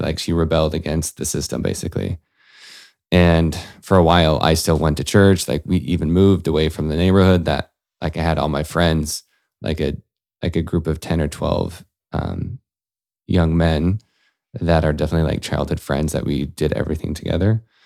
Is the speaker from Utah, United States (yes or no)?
yes; Salt Lake City, Utah, United States; I grew up in Salt Lake City